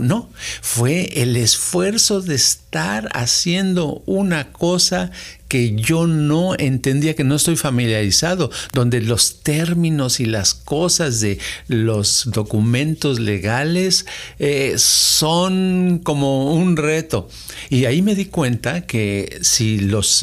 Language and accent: Spanish; Mexico City, Mexico; yo crecí en la Ciudad de México